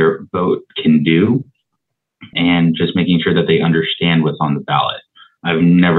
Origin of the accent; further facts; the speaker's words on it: San Diego, California, United States; I'm from District 8 of San Diego.